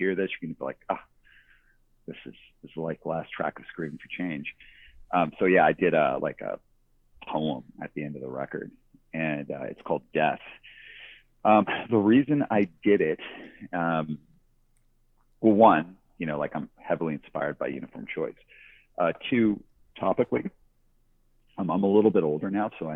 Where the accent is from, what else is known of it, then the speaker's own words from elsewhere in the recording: Calgary, Alberta, Canada; moved away; also born or lived in Vancouver; I'm from Calgary, Alberta. I grew up in the suburbs